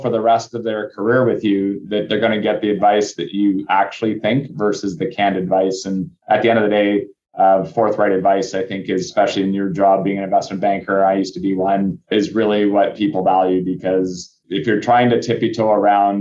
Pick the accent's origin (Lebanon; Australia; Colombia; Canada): Canada; North Vancouver, British Columbia; I grew up in North Vancouver